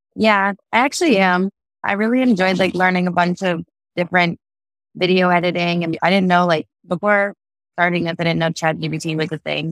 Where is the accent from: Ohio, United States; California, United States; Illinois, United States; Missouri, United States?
Ohio, United States; also born or lived in Michigan / Cincinnati, Ohio; I basically grew up in Ohio, even though I was born in Michigan